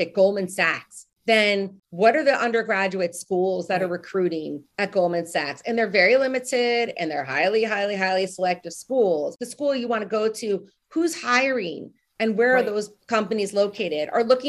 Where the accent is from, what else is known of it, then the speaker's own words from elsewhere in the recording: Northeast, United States; also born or lived in Nashville, Tennessee; So I'm from the Northeast. I went to school in the Southeast.